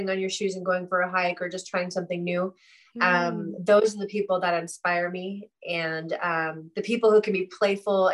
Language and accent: English; Santa Cruz, California, United States; I grew up near Santa Cruz, and which is a beach town in California